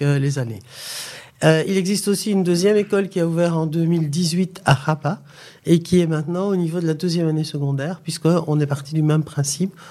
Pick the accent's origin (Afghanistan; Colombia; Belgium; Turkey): Belgium; Charleroi, Wallonia; moved away as an adult; also born or lived in Mons, Belgium / Democratic Republic of the Congo; now in Morocco; en Belgique, je suis originaire de Charleroi et j'ai fait mes études à Mons